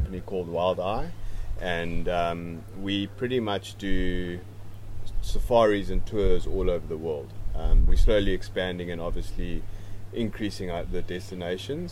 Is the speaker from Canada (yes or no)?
no; South Africa; I grew up close to the Kruger National Park